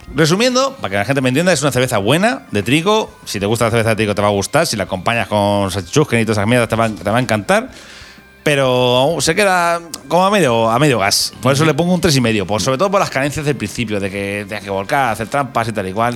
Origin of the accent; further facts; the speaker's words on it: Albacete, Castilla-La Mancha, Spain; para uno de Albacete